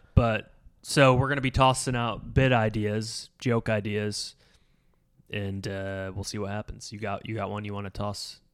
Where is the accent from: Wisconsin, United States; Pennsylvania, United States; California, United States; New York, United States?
New York, United States; Endicott; my hometown, like, Endicott, Bin, Binghamton area, but I'm, like, the suburbs of Binghamton